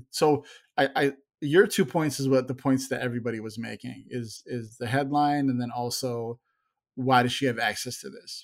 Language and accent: English; Chicago, Illinois, United States; I grew up in Chicago